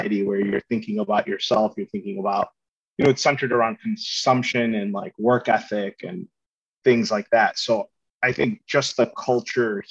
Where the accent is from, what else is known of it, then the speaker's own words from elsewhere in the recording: United States; being American